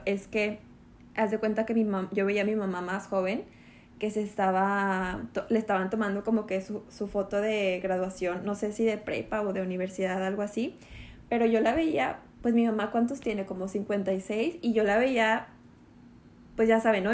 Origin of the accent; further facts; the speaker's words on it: Monterrey, Nuevo León, Mexico; moved away as an adult; now in Mérida, Mexico; yo soy de Monterrey, vivíamos allá en Monterrey